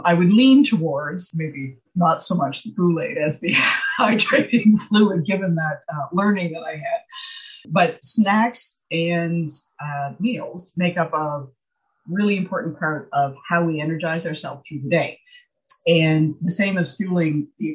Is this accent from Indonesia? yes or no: no; Nova Scotia, Canada; born or raised there